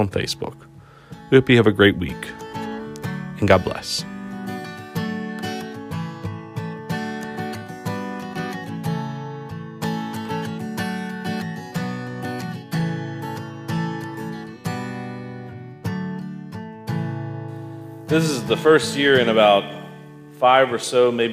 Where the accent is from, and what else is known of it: Owings Mills, Maryland, United States; born or raised there; also born or lived in Philadelphia, Pennsylvania / Middletown, Maryland